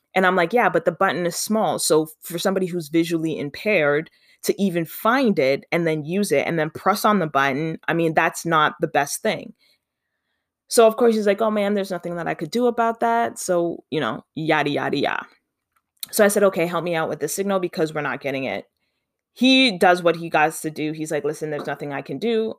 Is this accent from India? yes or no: no; Canada; also born or lived in Ontario; I mean, I'm from Canada. I live in Ontario